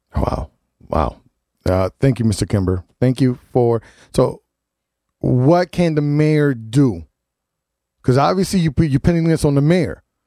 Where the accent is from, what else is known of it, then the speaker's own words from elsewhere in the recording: New Haven, Connecticut, United States; I lived on New Hall. I grew up on New Hall and Bassett